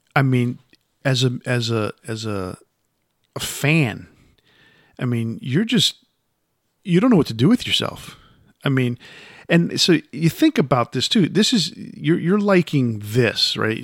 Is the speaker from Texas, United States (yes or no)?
no; Yonkers, New York, United States; Yonkers, where I grew up